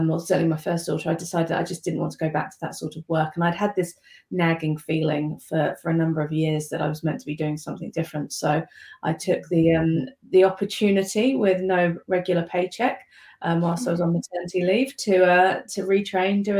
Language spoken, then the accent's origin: English; United Kingdom; moved away as an adult; now in New Zealand; As you can tell from my accent, probably I'm originally from the UK. So I moved over here about 9 years ago